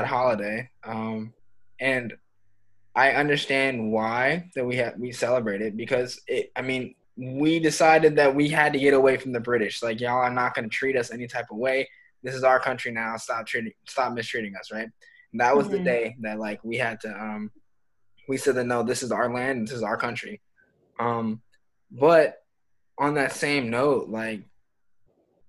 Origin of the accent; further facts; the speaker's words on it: United States; I'm American